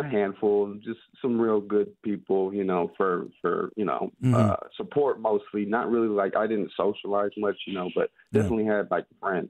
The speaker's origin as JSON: {"language": "English", "town": "Benicia", "region": "California", "country": "United States", "moved": "yes", "lives_now": "Davis, United States", "said": "I'm from Benicia, California."}